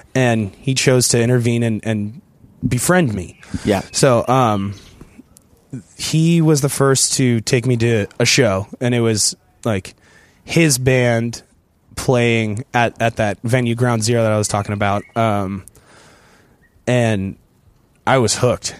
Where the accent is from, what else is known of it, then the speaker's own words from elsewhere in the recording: San Diego, California, United States; my hometown, San Diego